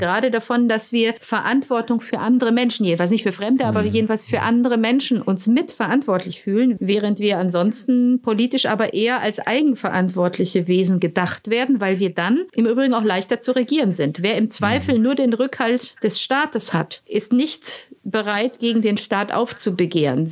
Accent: Romania; now in Germany; Rumänien das gemacht, wo ich herkomme

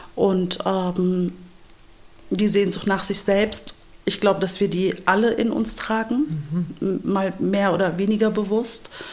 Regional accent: Lower Saxony, Germany; ich bin ähm, hier geboren in Deutschland, in Niedersachsen aufgewachsen, in so einem ganz kleinen christlichen hm. Dorf

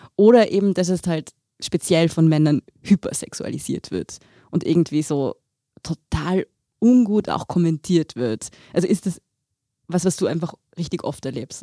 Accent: Tyrolean Oberland, Austria; ich bin ja auch im Tiroler Oberland aufgewachsen

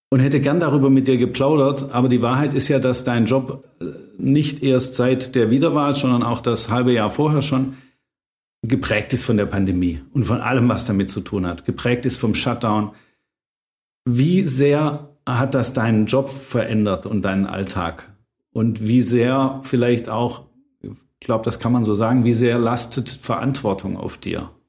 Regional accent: Hagen, North Rhine-Westphalia, Germany; born there; ich bin ja nur in Hagen geboren.

